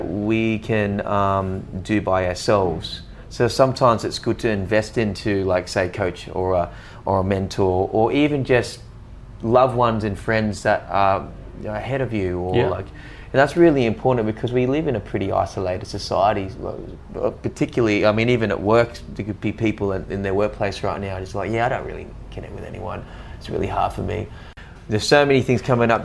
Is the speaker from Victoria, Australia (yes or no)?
no; Newcastle, New South Wales, Australia; I'm from Newcastle